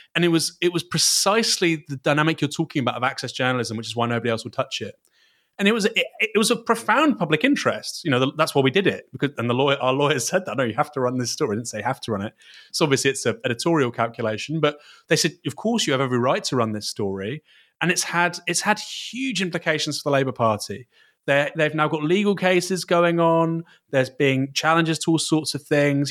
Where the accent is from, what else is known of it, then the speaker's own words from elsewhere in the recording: Bournemouth, South West England, United Kingdom; I'm from Bournemouth. Um, I, I would go to Watchbournemouth occasionally as a kid